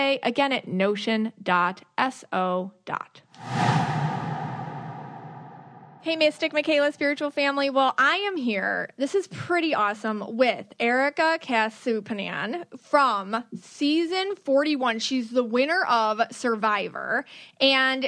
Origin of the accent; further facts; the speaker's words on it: Buffalo, New York, United States; moved away; I'm from Buffalo, New York